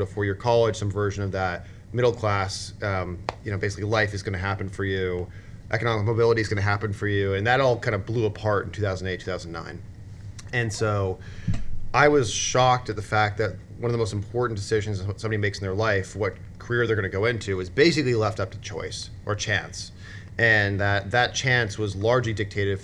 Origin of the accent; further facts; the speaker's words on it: Niagara Falls, Ontario, Canada; moved away; I grew up in Niagara Falls on the Canadian side, so like a very heavy manufacturing town